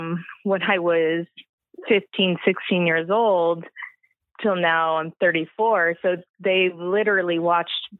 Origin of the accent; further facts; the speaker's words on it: Orange County, California, United States; also born or lived in Corona, California; I originally grew up in Orange County, the Cypress, Buena Park area